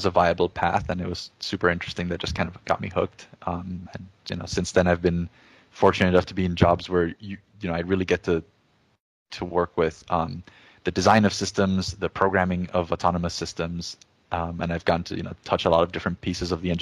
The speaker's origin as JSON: {"language": "English", "country": "Jamaica", "tie": "born or raised there", "also_born_or_lived": "Chile / upstate New York, United States", "second_language": "English", "moved": "as an adult", "lives_now": "United States", "said": "I was born in Chile in South America. And when I was about 8 or 9 years old, I moved to Jamaica, which is where I did my high schooling. And that's also where I learned English"}